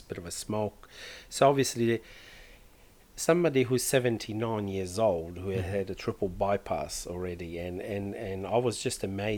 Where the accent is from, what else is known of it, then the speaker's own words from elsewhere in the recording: Croatia; moved away; where I come from. I was born in Croatia